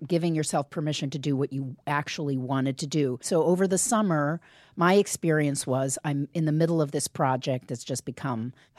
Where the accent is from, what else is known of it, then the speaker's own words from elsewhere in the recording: Bloomington, Indiana, United States; Urban Bloomington, Indiana.